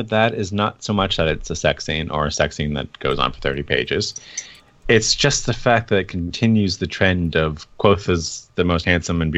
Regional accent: United States; also born or lived in Germany; I'm from America

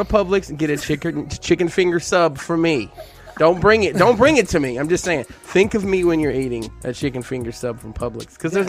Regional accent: Alabama, United States

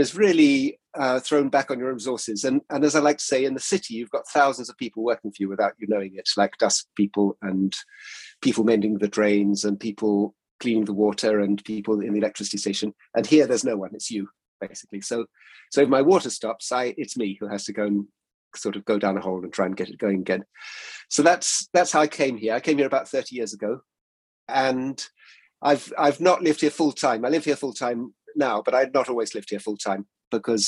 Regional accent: Exmoor, South West England, United Kingdom; moved away as an adult; also born or lived in Isle of Mull, Scotland; now in Hebrides, United Kingdom; I grew up on Exmoor, which is actually quite a remote and lovely place.

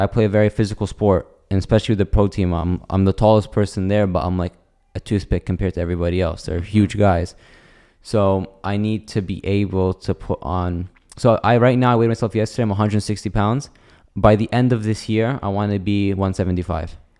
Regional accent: United States; accent: white accent; moved away; I have a very, like, white accent. Like, I don't even tell people I'm Arab anymore. I just say I'm American, and if they get some Palestinian, I'll just say, yeah, my mom's Palestinian.

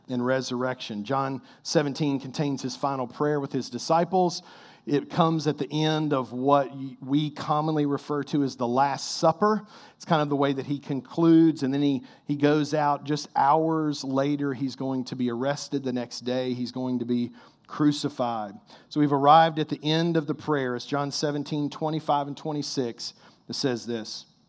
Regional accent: Kentucky, United States; I'm like the worst Kentucky-born basketball player

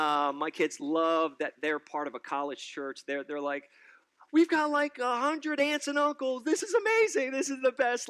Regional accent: New York City, New York, United States; now in State College, United States; I am originally a New Yorker, born and raised in New York City all my life

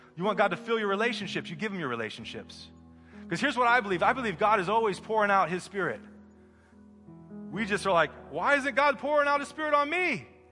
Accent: Midwest, United States; moved away; I'm from the Midwest

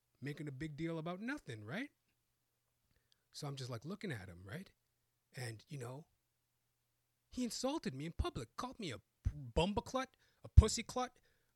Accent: Canada; born and raised in Canada

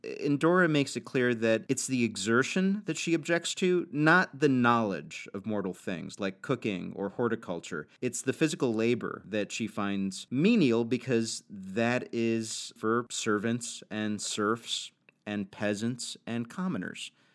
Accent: New York, United States; I grew up as a New Yorker.

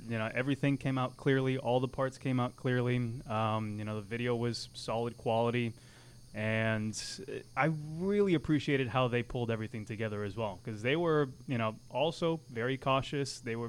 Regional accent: near Miami, South Florida, United States; moved away as an adult; now in Gainesville, United States; I'm born and raised in Florida, South Florida, close to Miami, East Coast

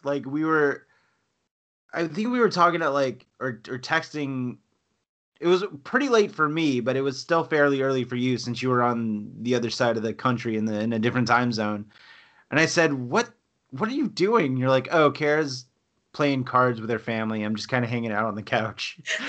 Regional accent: Louisiana, United States; accent: Cajun; moved away; but I'm from South Louisiana. You probably don't hear it in my voice because whatever Cajun accent I had has been weeded out through just 20 plus years of living in North Georgia.

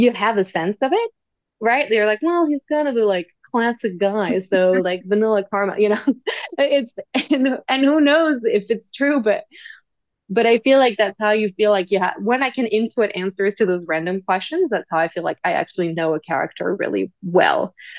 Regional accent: near Paris, Île-de-France, France; English is a second language; moved away as an adult; also born or lived in London; now in New York City, United States; I grew up and studied in France

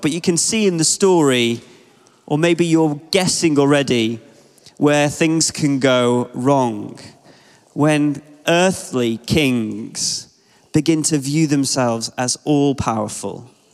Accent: Ashton-in-Makerfield, North West England, United Kingdom; I'm from Wigan in the Northwest, and I grew up in Ashton.

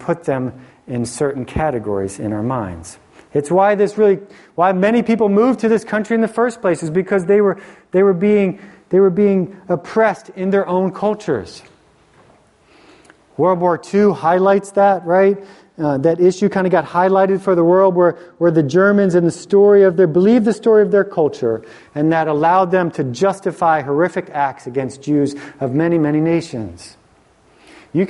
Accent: Philadelphia, Pennsylvania, United States; I grew up in Philly, and we have this different mentality in Philly oftentimes

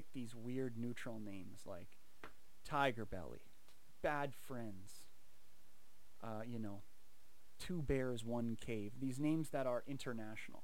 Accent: Canada

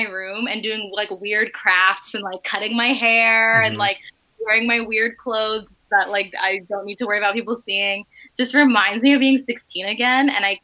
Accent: New Jersey, United States; I grew up in Jersey

